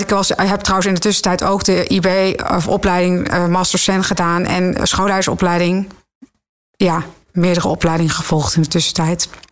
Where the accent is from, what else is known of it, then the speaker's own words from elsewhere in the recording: Zutphen, Gelderland, Netherlands; moved away as an adult; also born or lived in Nijmegen / Amersfoort; ik ben in Zutphen opgegroeid